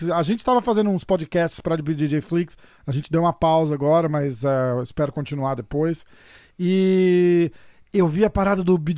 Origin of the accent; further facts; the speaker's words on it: São Paulo, Brazil; eu sou de São Paulo, que massa.